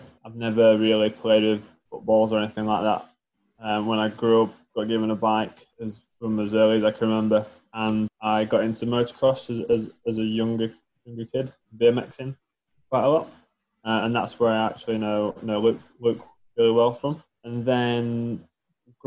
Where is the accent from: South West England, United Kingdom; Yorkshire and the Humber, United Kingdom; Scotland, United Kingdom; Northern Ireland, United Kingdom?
Yorkshire and the Humber, United Kingdom; Barnsley; He was from Sheffield, I'm from Barnsley, so kind of like two Yorkshire lads